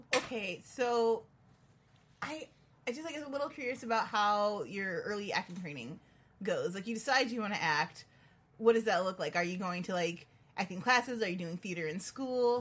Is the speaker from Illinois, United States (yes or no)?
yes; Chicago, Illinois, United States; I'm from Chicago